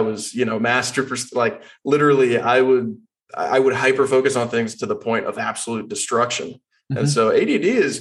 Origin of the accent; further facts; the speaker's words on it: Austin, Texas, United States; I was born and raised in Austin, Texas